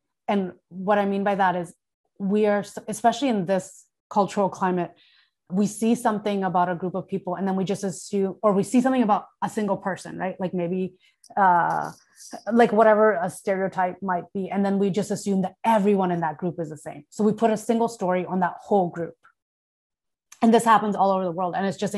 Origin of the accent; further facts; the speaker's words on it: Thailand; I grew up in Thailand. Like we take off our shoes before we go into the house.